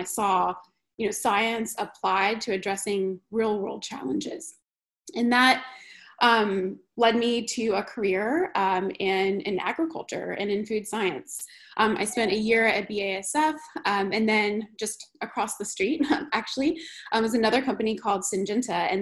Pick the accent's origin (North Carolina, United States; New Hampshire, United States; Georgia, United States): North Carolina, United States; born and raised in North Carolina